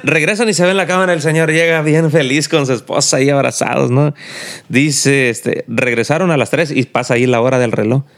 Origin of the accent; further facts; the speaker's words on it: Mexico; now in United States; porque somos mexicanos